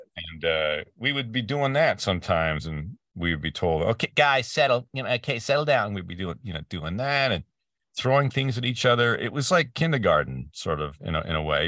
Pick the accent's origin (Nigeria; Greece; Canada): Canada; Peterborough, Ontario; moved away as an adult; also born or lived in Vancouver; now in Ventura County, United States; my hometown, and a little place called Peterborough, Ontario, uh, in Canada